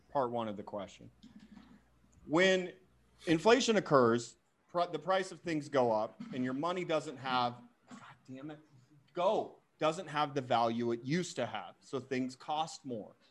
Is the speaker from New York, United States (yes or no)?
no; Boise, Idaho, United States; my home state, Boise, Idaho